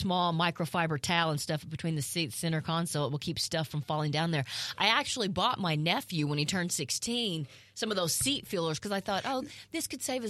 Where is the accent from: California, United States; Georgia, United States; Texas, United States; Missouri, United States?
Missouri, United States; Southeast; growing up in Southeast Missouri